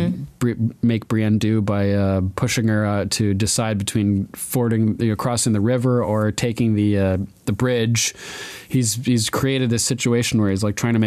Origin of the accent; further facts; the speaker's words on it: Old Lyme, Connecticut, United States; I'm actually from Old Lyme, Connecticut